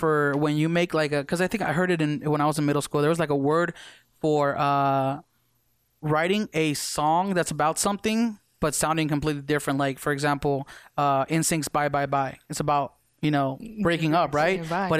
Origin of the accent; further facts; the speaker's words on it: Las Vegas, Nevada, United States; I moved to Vegas when I was 6.